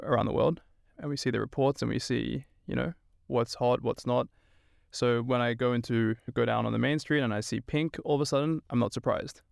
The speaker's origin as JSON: {"language": "English", "town": "Sydney", "region": "New South Wales", "country": "Australia", "also_born_or_lived": "Stockholm, Sweden", "moved": "as an adult", "lives_now": "Sweden", "said": "I'm originally from Sydney, Australia"}